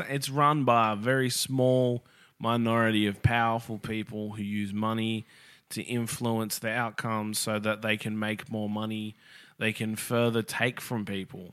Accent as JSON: {"language": "English", "country": "Australia", "said": "as an Australian"}